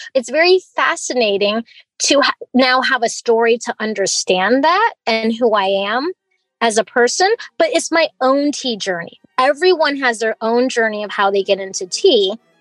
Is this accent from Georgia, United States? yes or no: no; Fairbanks, Alaska, United States; also born or lived in Hong Kong; I was born in Hong Kong and I was raised in Fairbanks, Alaska here.